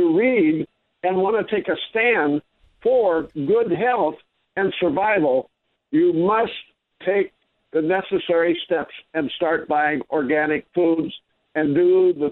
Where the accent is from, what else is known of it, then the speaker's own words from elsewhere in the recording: Midwest, United States; I grew up in the Midwest